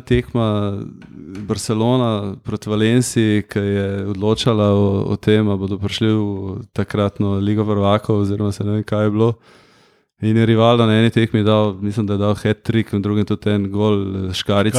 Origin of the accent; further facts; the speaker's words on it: Ljubljana, Central Slovenia, Slovenia; Sem Ljubljančan, čeprav so moji starši štajrci, ampak jaz sem Ljubljančan